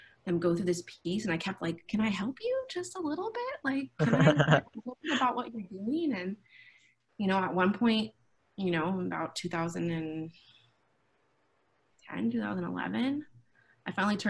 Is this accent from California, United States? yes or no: yes; Fremont, California, United States; I grew up in Fremont, so I hadn't been anywhere